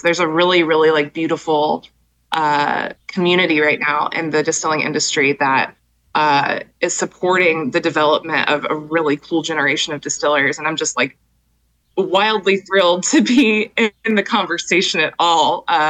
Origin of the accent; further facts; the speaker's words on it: Jacksonville, Florida, United States; forced me to move back to my home state in Florida to be closer to my family.